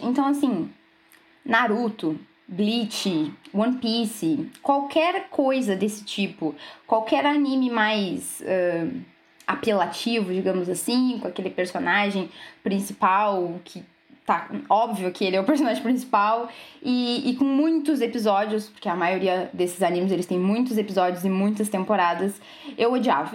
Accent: Rio Grande, Rio Grande do Sul, Brazil; eu sou de Rio Grande

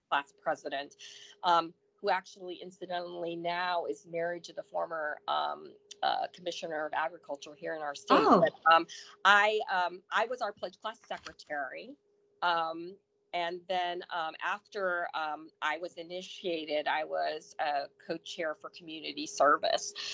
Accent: Port St. Lucie, Florida, United States; also born or lived in Chicago, Illinois; I grew up in um, a small little town called Port St. Lucie between mm-hmm. Vero Beach and uh, West Palm Beach

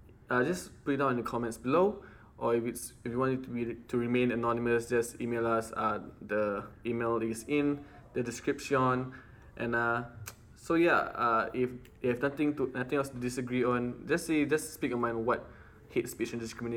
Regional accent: United States; as an American

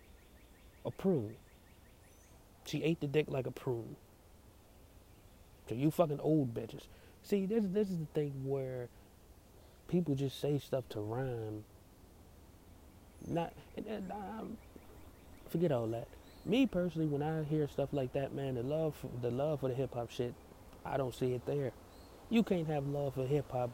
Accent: Cincinnati, Ohio, United States; moved away; when I was living in Cincinnati, which is my hometown

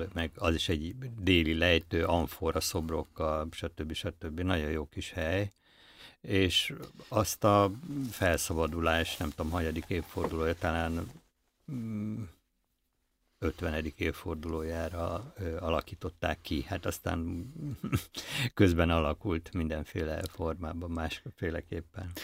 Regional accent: Budapest, Hungary; Budapesti vagyok

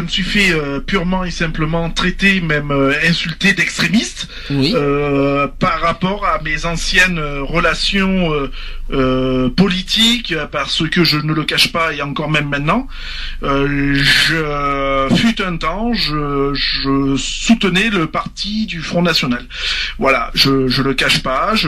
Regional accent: France; je suis un Français, je défends mon pays, j'aime mon pays

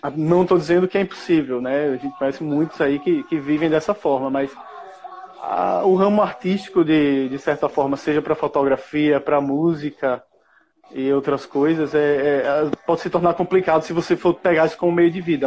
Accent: Maceió, Alagoas, Brazil; Sou de Maceió

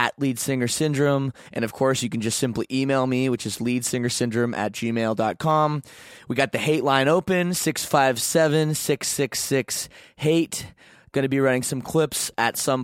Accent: Canada; I'm Canadian

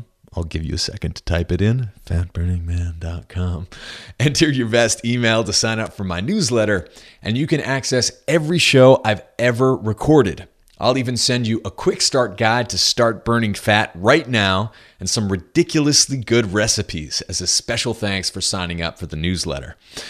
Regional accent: New Hampshire, United States; I remember when I was growing up in New Hampshire with my dad, there was such a huge difference between, you know, like eating fish

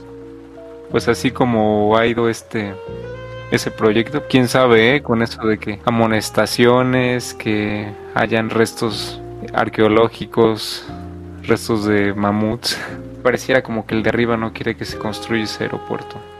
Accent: Mexico; somos de México

